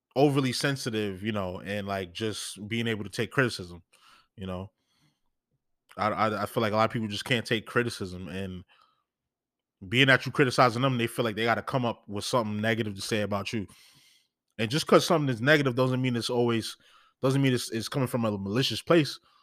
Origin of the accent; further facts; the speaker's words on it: New York, United States; I'm from New York